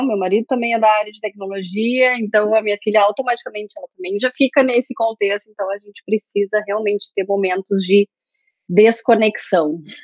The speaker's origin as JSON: {"language": "Portuguese", "region": "interior of Rio Grande do Sul", "country": "Brazil", "also_born_or_lived": "Pelotas", "moved": "yes", "said": "eu sou do interior do Rio Grande do Sul"}